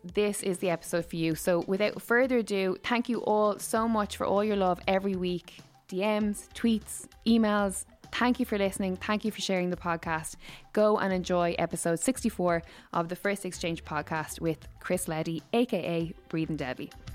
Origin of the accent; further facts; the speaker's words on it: Waterford, Munster, Ireland; now in Dublin, Ireland; I'm obviously from Waterford, so I've lived here for, like, what, sixteen years